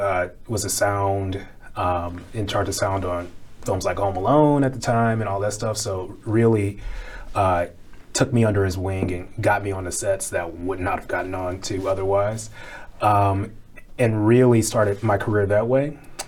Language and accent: English; St. Louis, Missouri, United States; now in Chicago, United States; I came to Chicago from St. Louis and went to Columbia College Chicago, like a lot of film folks in Chicago do.